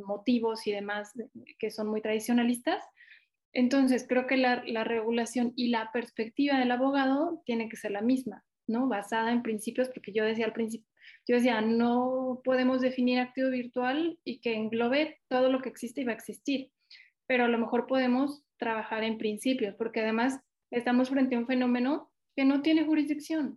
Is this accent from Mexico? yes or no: yes; Mexico; yo no soy de Ciudad de México y, y tengo mucha sensibilidad al interior del país